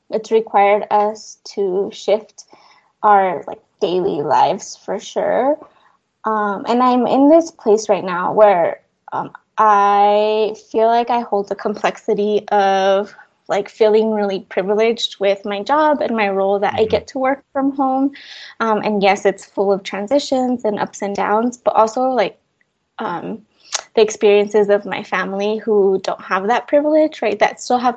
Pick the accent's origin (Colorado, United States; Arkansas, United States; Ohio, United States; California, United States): Colorado, United States; Fort Lupton; also born or lived in Chihuahua, Mexico; I was born in Chihuahua, Chihuahua, Mexico, and my parents came to Colorado, to Fort Lupton, Colorado, when I was 3 years old.